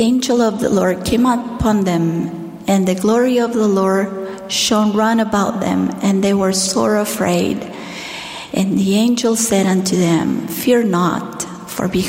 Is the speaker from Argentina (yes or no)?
yes; Argentina; as a primary child growing up in Argentina